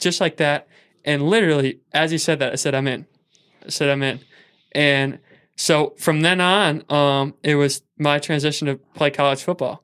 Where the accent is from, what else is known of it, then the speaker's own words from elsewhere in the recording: Saint Paul, Minnesota, United States; I was from Saint Paul